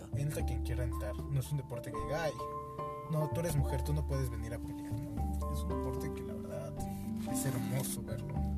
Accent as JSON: {"language": "Spanish", "country": "Mexico", "said": "siendo mexicanos"}